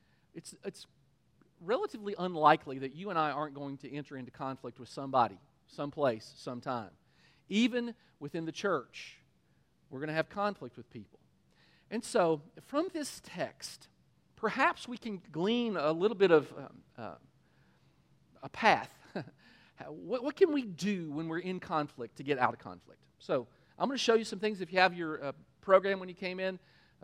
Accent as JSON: {"language": "English", "region": "Kentucky", "country": "United States", "said": "We're from Kentucky"}